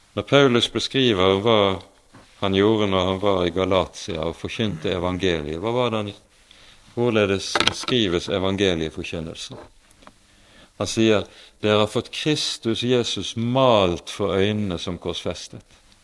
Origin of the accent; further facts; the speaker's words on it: Bergen, Vestland, Norway; Bergenshallen hjemme i Bergen